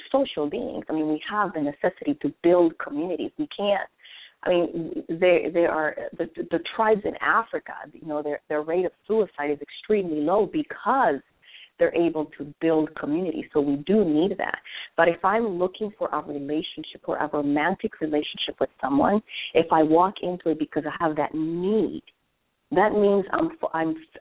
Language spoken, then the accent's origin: English; Colombia; now in United States; I was born and raised in Colombia, South America